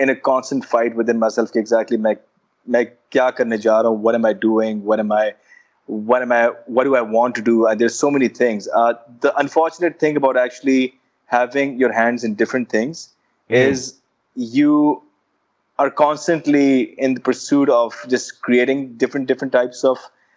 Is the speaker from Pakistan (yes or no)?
yes; Peshawar, Khyber Pakhtunkhwa, Pakistan; growing up in Peshawar